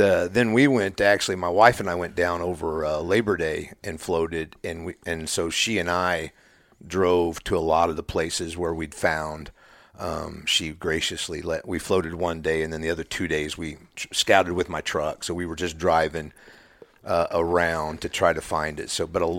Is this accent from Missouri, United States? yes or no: yes; Missouri, United States; Originally, I've lived in northwest Missouri all my life, hunted since I was a kid